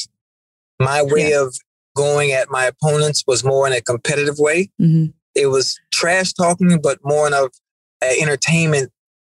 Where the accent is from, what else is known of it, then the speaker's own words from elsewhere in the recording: Miami, Florida, United States; I'm from Liberty City